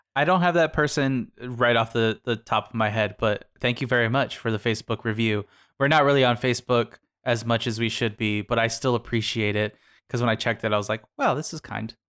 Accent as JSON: {"language": "English", "town": "Sierra Vista", "region": "Arizona", "country": "United States", "tie": "born or raised there", "said": "my hometown of Cervista"}